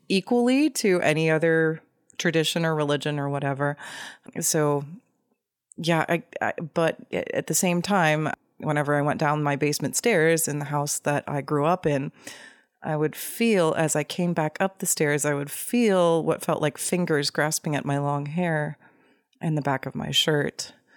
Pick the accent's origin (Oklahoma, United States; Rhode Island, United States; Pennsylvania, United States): Oklahoma, United States; Tulsa; I grew up in Tulsa, Oklahoma